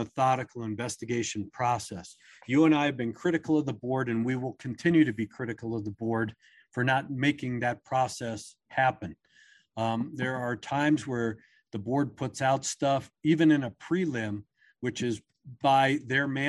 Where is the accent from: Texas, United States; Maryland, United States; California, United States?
Maryland, United States; I grew up on the East Coast in Maryland